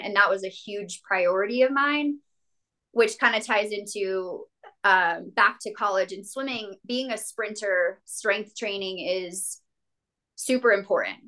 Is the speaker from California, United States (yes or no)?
no; New Mexico, United States; also born or lived in Las Cruces, New Mexico; now in Denver, United States; I grew up in a small town in New Mexico.